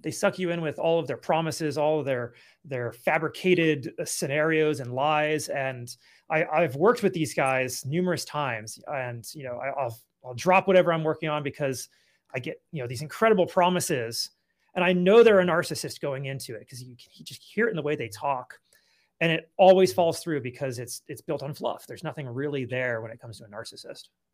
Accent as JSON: {"language": "English", "region": "California", "country": "United States", "tie": "born or raised there", "also_born_or_lived": "Colorado / Akron, Ohio", "moved": "yes", "lives_now": "Nevada, United States", "said": "I grew up in California"}